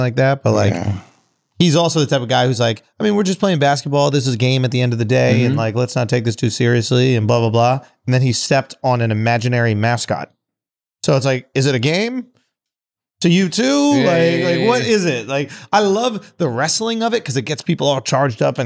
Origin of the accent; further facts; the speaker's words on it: New York City, New York, United States; I grew up in Manhattan. Ain't no grass to cut